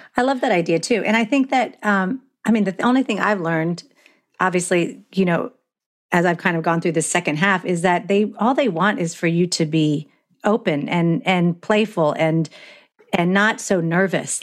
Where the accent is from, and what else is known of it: Florida, United States